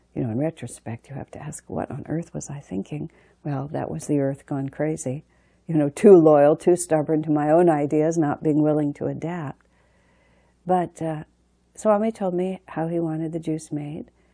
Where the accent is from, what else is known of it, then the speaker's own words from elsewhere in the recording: United States; I'm an American